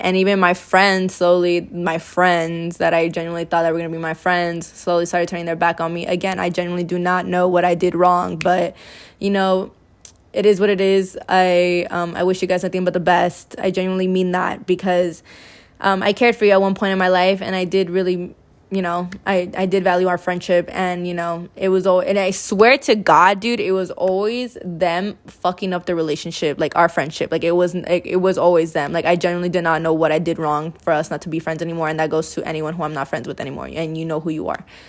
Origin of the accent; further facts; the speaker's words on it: California, United States; I was born and raised here in California